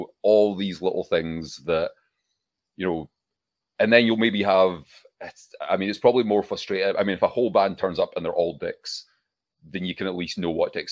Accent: Scotland, United Kingdom; also born or lived in Glasgow; we're Scottish.

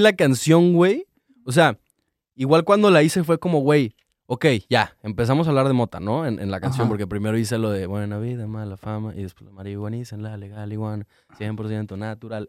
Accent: Cancún, Quintana Roo, Mexico; moved away; soy de Cancún

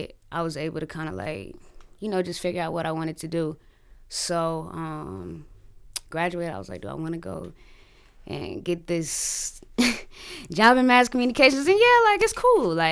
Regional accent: Creedmoor, North Carolina, United States; I'm from a small town outside of Raleigh, a little town called Creedmoor. I'm from Creedmoor.

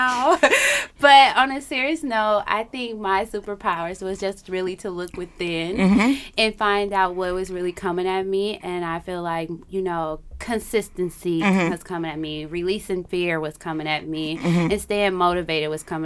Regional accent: Milwaukee, Wisconsin, United States; born and raised from Milwaukee

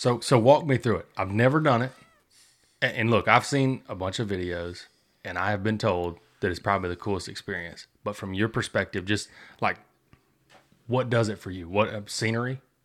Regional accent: Sour Lake, Texas, United States; moved away; I grew up in Sour Lake

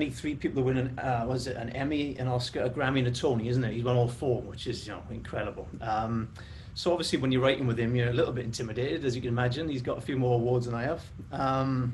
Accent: Bargoed, Wales, United Kingdom; I'm from Bargood

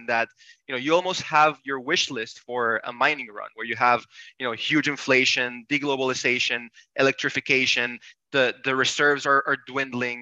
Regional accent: Panama; I was born and raised in Panama, come from a completely different world

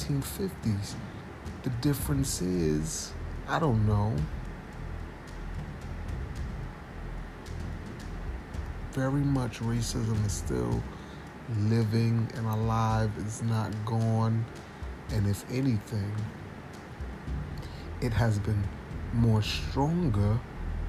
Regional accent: United States; as a young black man growing up in America

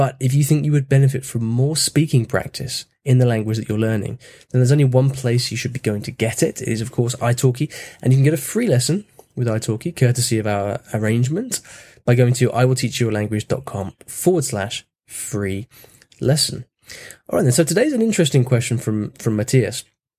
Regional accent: United Kingdom; first language English; So even in my mother tongue English, there's something going on that means that people don't think I'm actually from the UK.

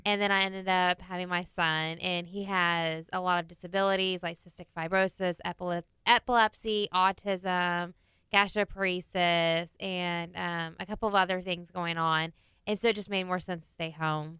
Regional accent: Clear Lake, Texas, United States; I am from Clear Lake

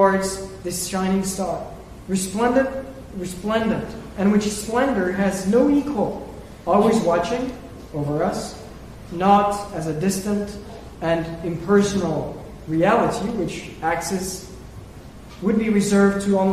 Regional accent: France; moved away; my home country, France

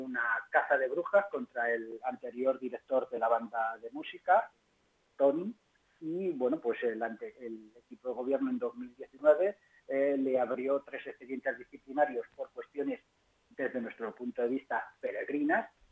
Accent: Pinto, Community of Madrid, Spain; como pinteño y como madrileño

